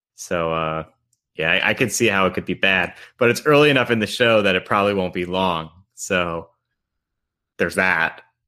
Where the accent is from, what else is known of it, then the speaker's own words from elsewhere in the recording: Long Island, New York, United States; moved away; also born or lived in North Carolina; Growing up on Long Island, I'm just sort of very comfortable in that, like, that, like, white ethnic milieu